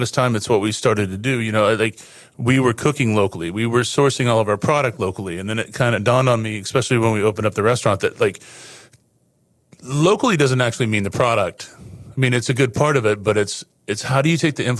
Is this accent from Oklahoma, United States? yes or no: yes; Tulsa, Oklahoma, United States; moved away as an adult; also born or lived in Nebraska; now in Houston, United States; I was born in Nebraska, but I grew up in Tulsa, Oklahoma, and moved down to Houston to go to culinary school in 95